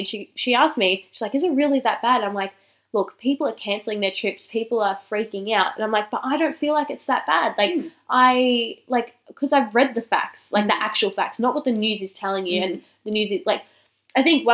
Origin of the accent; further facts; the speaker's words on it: Australia; being Australian